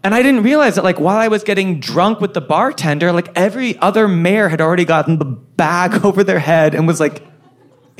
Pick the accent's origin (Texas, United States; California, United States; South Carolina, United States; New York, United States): New York, United States; New York City; New York City